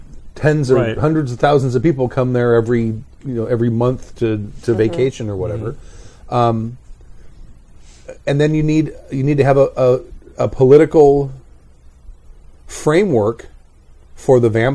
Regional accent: Los Angeles, California, United States; born or raised there

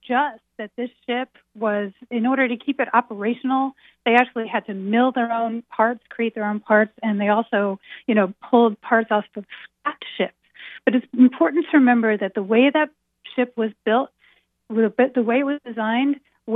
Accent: Philadelphia, Pennsylvania, United States; also born or lived in Baltimore, Maryland / New York; now in Boston, United States; I was born in Baltimore, raised in Philadelphia, lived in New York, now I'm in Boston

